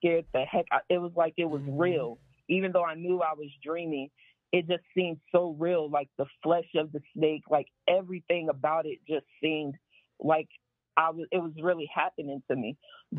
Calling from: Houston, Texas, United States; I'm calling from Houston.

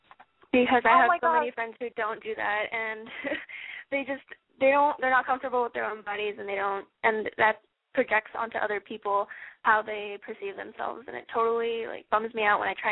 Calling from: San Francisco, California, United States; I'm calling from San Francisco, actually.

